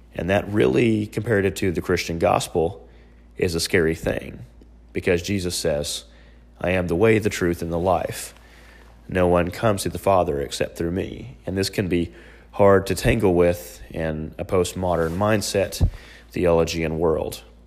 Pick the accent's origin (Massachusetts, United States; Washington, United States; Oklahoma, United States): Oklahoma, United States; Oklahoma City; my hometown is Oklahoma City, uh, right in the heart of Tornado Alley.